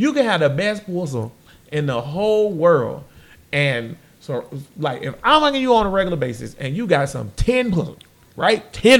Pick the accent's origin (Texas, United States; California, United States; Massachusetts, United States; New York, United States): Texas, United States; Hey, I'm a Texan.